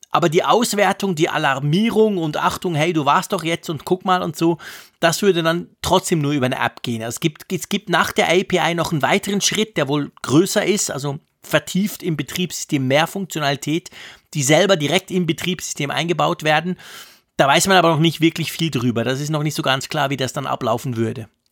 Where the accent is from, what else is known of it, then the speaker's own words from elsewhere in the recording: Switzerland; bei uns in der Schweiz